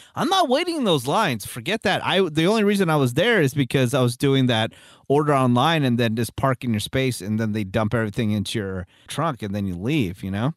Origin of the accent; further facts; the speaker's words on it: Redwood City, California, United States; I was born in Redwood City